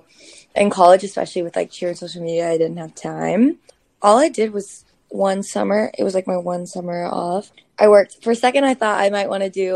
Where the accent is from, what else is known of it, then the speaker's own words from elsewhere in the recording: Georgia, United States; moved away as an adult; also born or lived in South Carolina; now in New York City, United States; I'm originally from Georgia